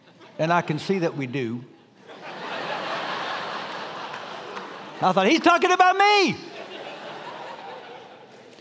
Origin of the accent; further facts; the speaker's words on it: Dallas, Texas, United States; I grew up in Dallas, an incredibly ethnically diverse city